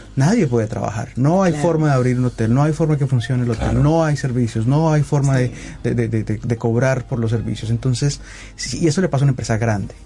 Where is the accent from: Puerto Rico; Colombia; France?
Colombia; yo soy colombiano